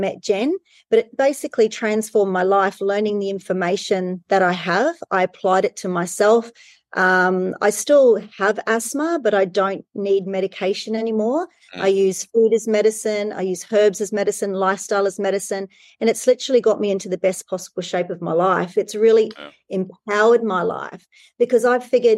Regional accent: New Zealand; I grew up in New Zealand

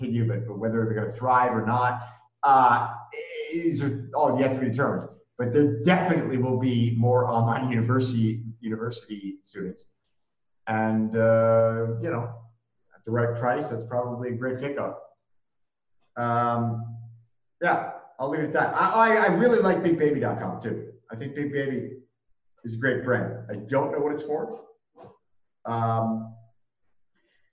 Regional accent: Rhode Island, United States; I grew up in Rhode Island

